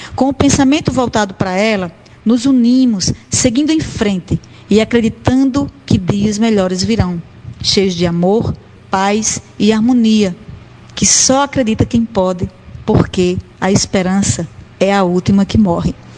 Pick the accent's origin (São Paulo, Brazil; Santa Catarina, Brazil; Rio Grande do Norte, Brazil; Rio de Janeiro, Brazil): Rio Grande do Norte, Brazil; Currais Novos; moved away as an adult; now in Natal, Brazil; saio de Currais Novos, da minha terra natal, e venho para Natal